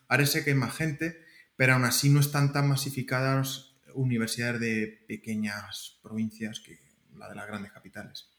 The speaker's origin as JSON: {"language": "Spanish", "town": "Alcázar de San Juan", "region": "Castilla-La Mancha", "country": "Spain", "also_born_or_lived": "Albacete, Spain", "moved": "as an adult", "lives_now": "Santa Clara, United States", "said": "yo vengo de, Castilla-La Mancha, soy de Alcázar de San Juan"}